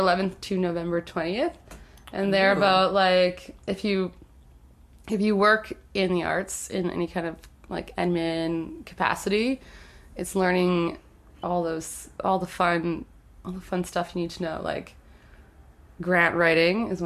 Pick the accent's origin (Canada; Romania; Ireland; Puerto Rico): Canada; Winnipeg, Manitoba; growing up in St. Vital